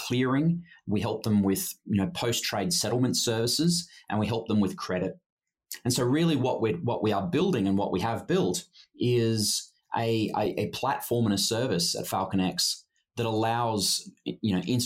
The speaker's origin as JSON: {"language": "English", "country": "Australia", "also_born_or_lived": "Sydney / Hong Kong", "moved": "as an adult", "lives_now": "Singapore", "said": "I'm Australian by background"}